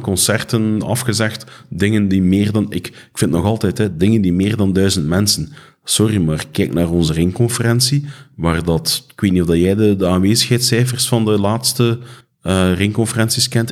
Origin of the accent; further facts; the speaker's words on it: Flanders, Belgium; ons als Vlamingen